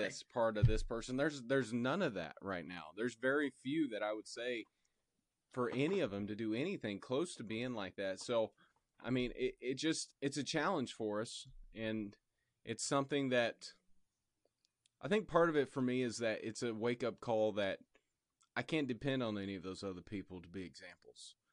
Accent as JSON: {"language": "English", "town": "Indianapolis", "region": "Indiana", "country": "United States", "also_born_or_lived": "Illinois", "said": "I'm from Indianapolis, but my grandparents were from Virginia."}